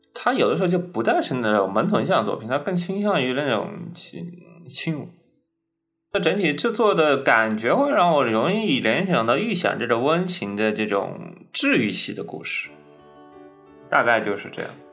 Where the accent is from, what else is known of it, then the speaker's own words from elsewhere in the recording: Zhejiang, China; 我们浙江那边不也经常有吗